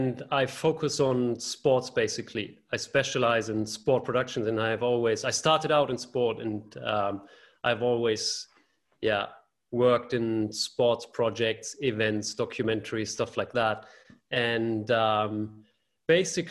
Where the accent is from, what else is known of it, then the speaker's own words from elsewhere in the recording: outside Hamburg, Germany; I grew up just outside of Hamburg in the countryside, but then moved to the city